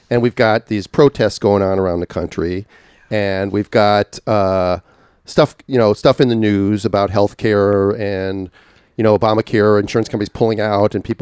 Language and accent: English; Minnesota, United States; Minnesota, yeah.